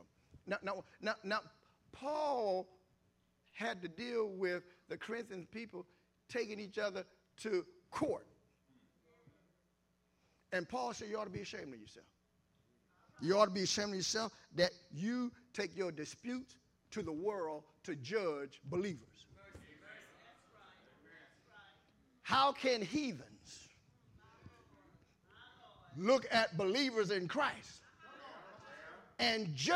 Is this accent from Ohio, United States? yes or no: yes; Columbus, Ohio, United States; moved away; I'm from Columbus, Ohio initially, so I hung out on the campus of Ohio State.